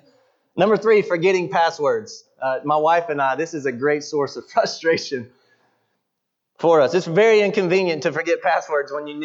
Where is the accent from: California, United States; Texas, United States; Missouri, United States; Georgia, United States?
Georgia, United States; Buford; I grew up in Buford, Georgia, Southern Fried Christianity